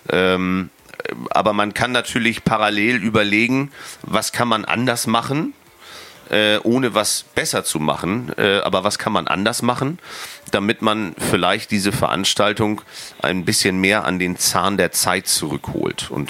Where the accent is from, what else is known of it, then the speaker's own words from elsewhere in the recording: Brunsbüttel, Schleswig-Holstein, Germany; now in Wacken, Germany; ich bin halt gebürtiger Brunsbüttler. Ähm, mittlerweile Wackener